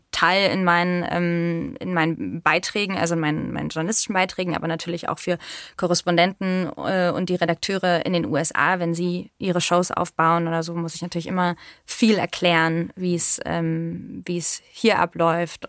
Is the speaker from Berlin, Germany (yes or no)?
yes; Berlin, Germany; Ich bin aber tatsächlich richtiger Berliner, also Ur-Berliner. Ich bin in Berlin-Zehlendorf geboren, aufgewachsen in Steglitz und natürlich mehrsprachig aufgewachsen